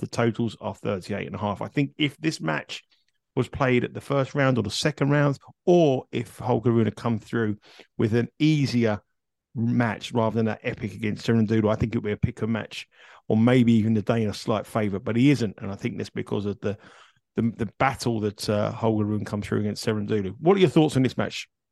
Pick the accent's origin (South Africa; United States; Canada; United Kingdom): United Kingdom; Kingston upon Thames, London; also born or lived in Surbiton; I was born in Kingston, which is about two minutes from that tennis court